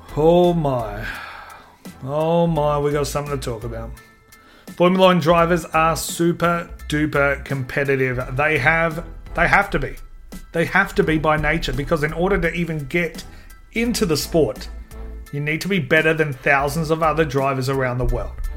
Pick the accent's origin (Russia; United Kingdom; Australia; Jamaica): Australia; Adelaide, South Australia; I'm from Adelaide